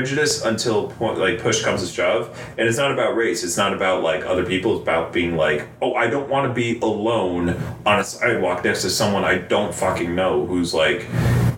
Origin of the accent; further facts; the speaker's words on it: Florida, United States; I'm from Florida